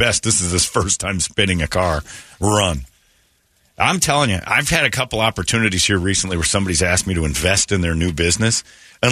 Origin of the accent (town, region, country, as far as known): Mesa, Arizona, United States; born or raised there